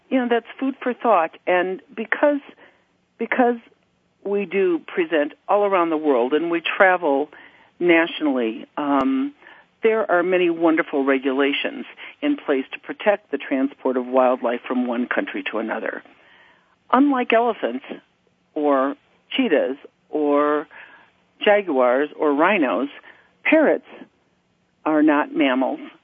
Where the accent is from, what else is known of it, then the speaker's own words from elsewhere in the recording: United States; moved away as an adult; also born or lived in Kuwait; I'm a U.S. citizen. I was born and raised in the United States